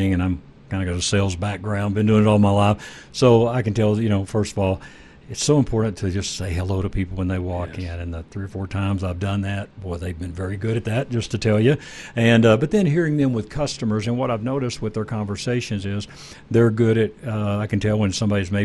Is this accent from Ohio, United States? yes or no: no; Texas, United States; I grew up in Texas